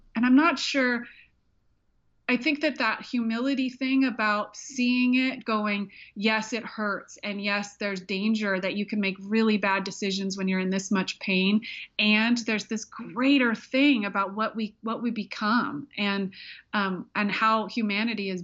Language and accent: English; Alaska, United States; moved away; I grew up half in Alaska